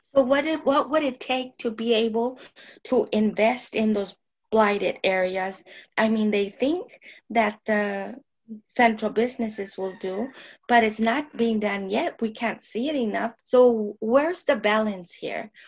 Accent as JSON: {"language": "English", "town": "Tucson", "region": "Arizona", "country": "United States", "tie": "born or raised there", "said": "surrounding barrio where I was born and my father was raised"}